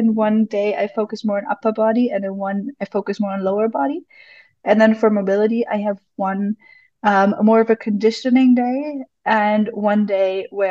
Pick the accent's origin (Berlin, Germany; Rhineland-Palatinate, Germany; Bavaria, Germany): Bavaria, Germany; Munich; I'm from Munich, Germany